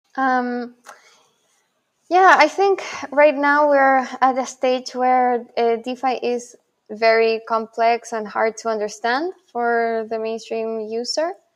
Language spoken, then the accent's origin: English; Santiago, Santiago Metropolitan Region, Chile; first language Spanish; English is a second language; also born or lived in Buenos Aires, Argentina; now in New York, United States; I'm also originally from Santiago, Chile.